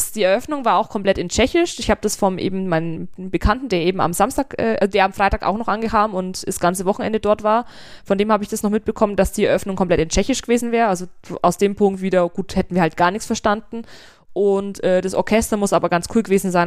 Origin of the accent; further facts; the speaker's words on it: Germany; bei uns in Deutschland